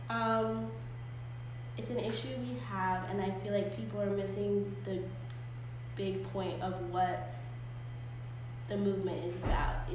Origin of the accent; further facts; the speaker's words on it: United States; I am an American. I love this country